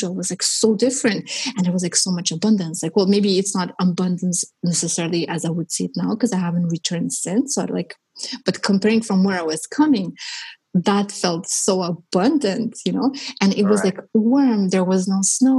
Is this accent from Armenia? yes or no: yes; Armenia; moved away; I was born in Armenia and it was part of the Soviet Union. And so I was growing up in the Soviet Union